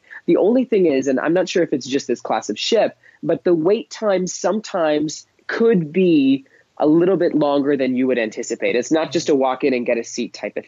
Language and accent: English; Canada; as a Canadian